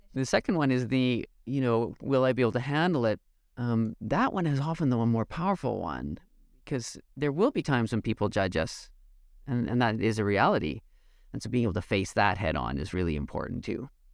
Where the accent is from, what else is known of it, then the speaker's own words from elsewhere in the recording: Canada; I'm Canadian